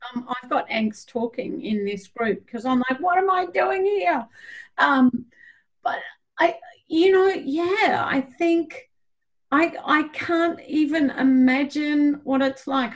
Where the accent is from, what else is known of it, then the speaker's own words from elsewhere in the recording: Australia; moved away; also born or lived in New Zealand; I come from Australia